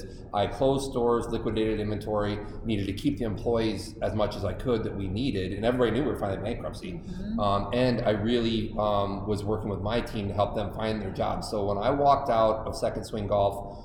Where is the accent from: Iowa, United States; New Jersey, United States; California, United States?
Iowa, United States; I grew up on a farm in a small town in Iowa.